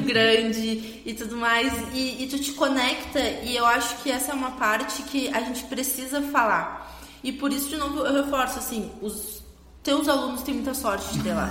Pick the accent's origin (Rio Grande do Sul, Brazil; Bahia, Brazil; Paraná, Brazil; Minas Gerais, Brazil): Rio Grande do Sul, Brazil; Rio Grande; eu sou da Bernadette, do fundão da Bernadette aqui em Rio Grande